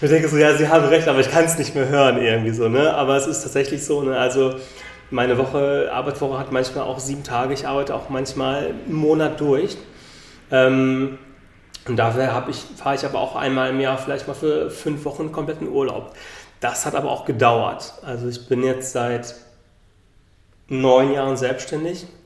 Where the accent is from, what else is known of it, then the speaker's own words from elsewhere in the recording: Bonn, North Rhine-Westphalia, Germany; born there; now in Berlin, Germany; bin aus Berlin, nicht gebürtig, bin eigentlich gebürtig aus Bonn